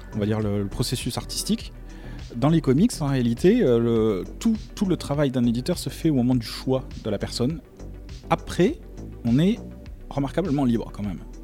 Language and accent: French; France; je suis français